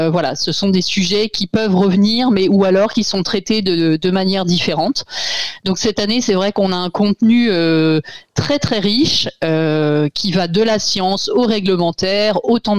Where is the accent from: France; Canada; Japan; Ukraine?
France; Brittany; je suis bretonne